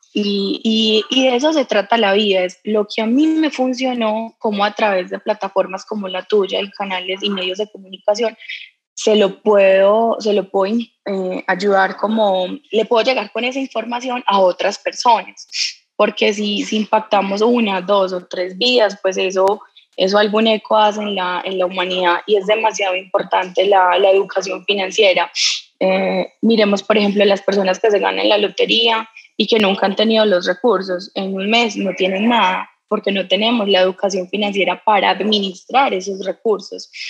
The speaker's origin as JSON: {"language": "Spanish", "country": "Colombia", "said": "los colombianos somos echados para adelante, somos berracos"}